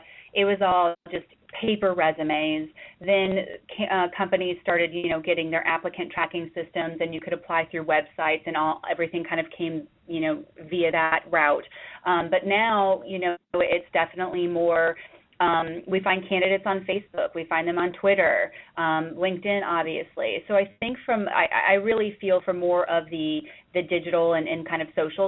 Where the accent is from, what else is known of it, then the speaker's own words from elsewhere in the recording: Florida, United States; moved away as an adult; also born or lived in Georgia; now in New York, United States; I currently reside in New York. I'm from Florida originally